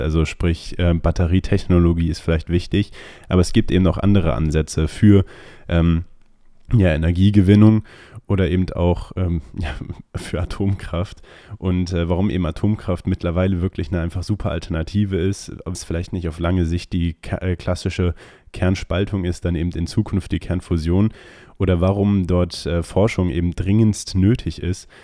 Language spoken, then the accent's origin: German; Germany; wir als Deutsche